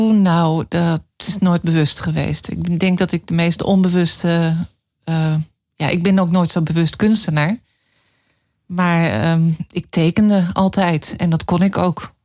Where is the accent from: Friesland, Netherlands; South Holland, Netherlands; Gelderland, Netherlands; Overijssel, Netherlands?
Friesland, Netherlands; Leeuwarden; moved away as an adult; also born or lived in Amsterdam / Brussels; ik eh, ben alleen ehm, de eerste 18 jaar wel groot geworden in Leeuwarden.